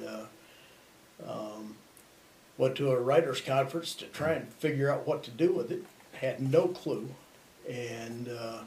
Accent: outside of Quincy, central Illinois, United States; moved away; I grew up outside of Quincy about an hour

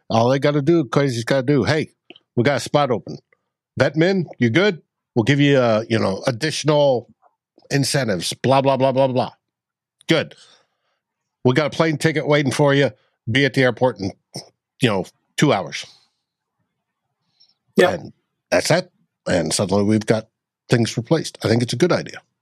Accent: Canada

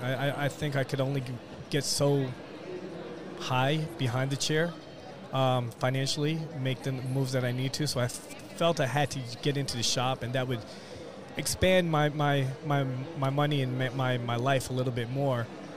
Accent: New York City, New York, United States; moved away as an adult; now in Fort Myers, United States; Originally from New York, right in the city. Really? Yeah, born and raised.

